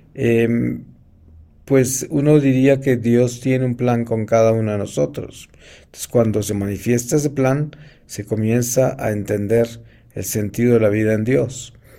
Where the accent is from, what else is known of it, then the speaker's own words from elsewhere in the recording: Colombia; moved away; yo he vivido muy lejos de mi familia en Colombia porque yo me fui de Colombia muy joven